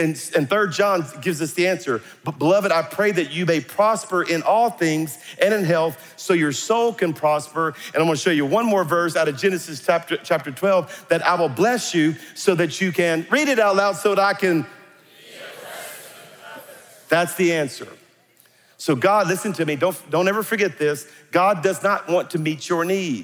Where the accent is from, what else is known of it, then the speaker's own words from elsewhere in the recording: South Louisiana, United States; I'm a Cajun from South Louisiana